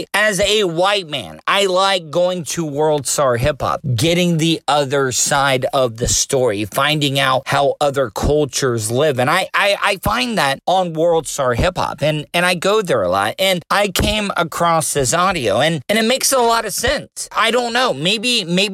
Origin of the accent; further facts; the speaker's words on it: De Leon Springs, Florida, United States; they still lived in my hometown in De Leon Springs